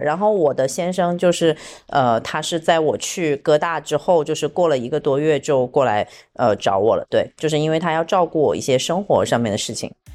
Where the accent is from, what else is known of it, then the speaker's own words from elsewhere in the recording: Shenzhen, Guangdong, China; 我现在在广东省的深圳啊，然后我在深圳的福田区。呃，因为深圳也是我的家乡，就是我在这里长大，呃，然后是一个很典型的深圳女孩